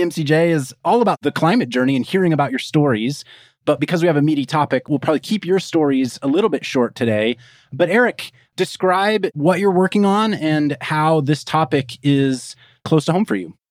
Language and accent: English; Kansas, United States; also born or lived in San Antonio, Texas; now in California, United States; I live in California and I grew up in Kansas, I was born in San Antonio, Texas